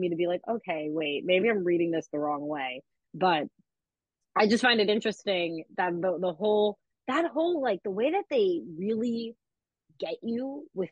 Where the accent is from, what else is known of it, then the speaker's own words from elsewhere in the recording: downstate New York, United States; I grew up in, downstate New York.